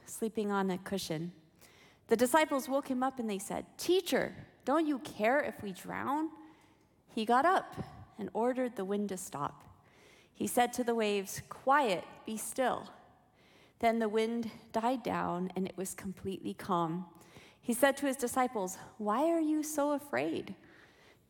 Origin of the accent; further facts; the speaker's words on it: Berrien Springs, Michigan, United States; I grew up mostly in Berrien Springs, Michigan